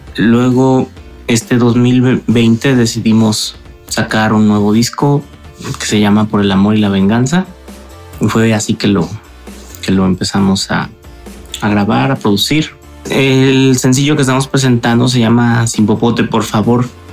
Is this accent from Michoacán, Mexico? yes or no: yes; Morelia, Michoacán, Mexico; Nosotros somos de Morelia, Michoacán